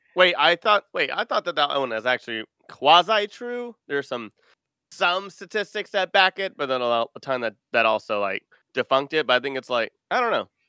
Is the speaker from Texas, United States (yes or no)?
yes; Texas, United States; I'm from Texas